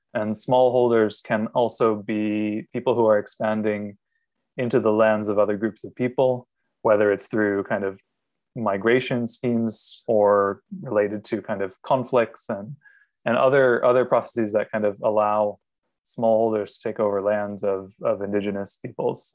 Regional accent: Maine, United States; moved away as an adult; also born or lived in Miami; now in Singapore; I'm originally from Maine

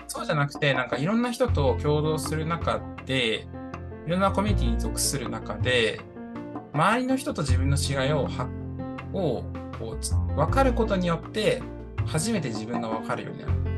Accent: Toyama, Japan; 僕、富山出身なんですけど、富山富山県出身で18年間生まれ育ちました

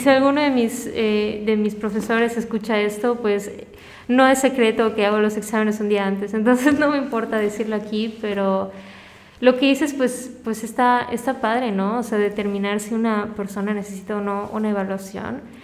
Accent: Mérida, Yucatán, Mexico; also born or lived in Caracas, Venezuela / Cancún, Mexico; Y luego cuando llegué a Mérida igual me buleaban y hasta que llegué a la secundaria

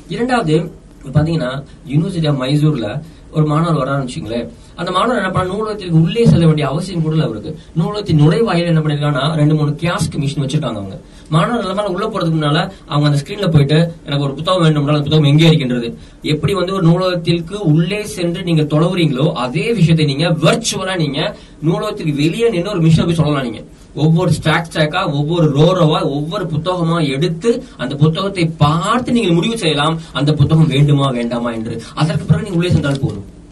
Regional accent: Dindigul, Tamil Nadu, India; also born or lived in Kerala; நான் திண்டுக்கல்ல பிறந்து வளர்ந்தவன்

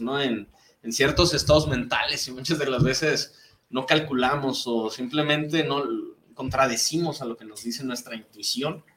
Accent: Mexico; nuestra sociedad como mexicanos

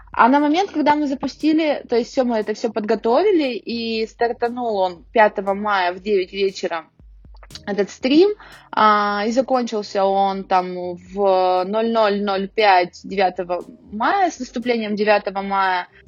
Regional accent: Urals, Russia; я думаю, да, да, мы не отстаем от Москвы, потому что мы уральцы.

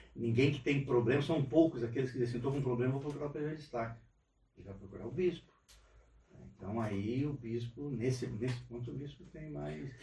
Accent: Rio Grande do Sul, Brazil; also born or lived in Araruna, Paraná; now in Forquilhinha, Brazil; E vim de lá para o Rio Grande do Sul novinho, há seis anos, sete anos. Me criei basicamente no, no Rio Grande do Sul

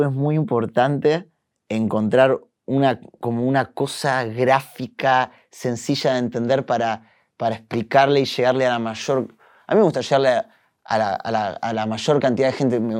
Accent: Uruguay; also born or lived in Brussels, Belgium / Flanders, Belgium; Y nací en Bélgica. Nací en, Bruselas, pero viví en Flandria, en el norte, en, en Vlaanderen. Viví ahí ocho años y después nos mudamos a Uruguay.

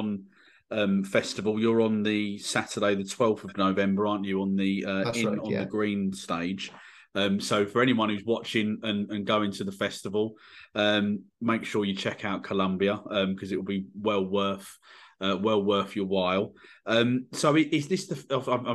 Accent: England, United Kingdom; being an Englishman

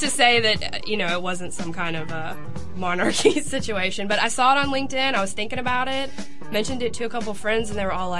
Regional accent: Hattiesburg, Mississippi, United States; now in Memphis, United States; I'm from Hattiesburg

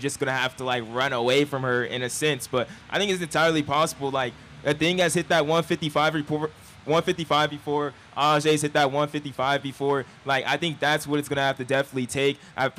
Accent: Inland Empire, California, United States; We're all from Cali. Vista Marietta, stand up. We're from the Empire

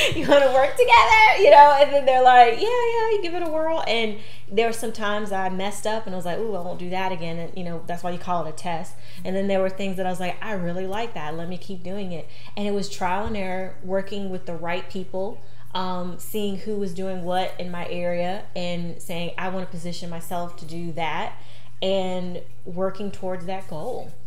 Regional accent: North Carolina, United States; I was from North Carolina

